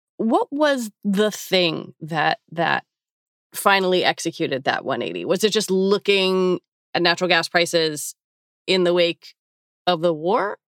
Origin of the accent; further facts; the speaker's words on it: United States; I'm an American, I'm forty-six